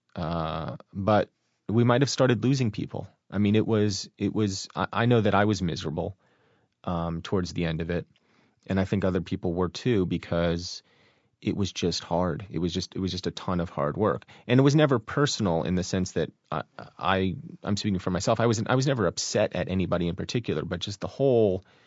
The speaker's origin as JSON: {"language": "English", "town": "Hillsborough", "region": "New Jersey", "country": "United States", "tie": "born or raised there", "said": "I'm from Hillsborough, New Jersey"}